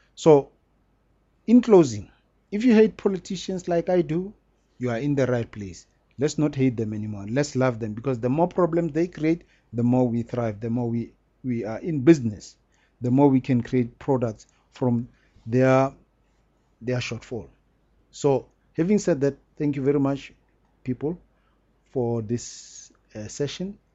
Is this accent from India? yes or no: no; South Africa; we are very lucky to be South Africans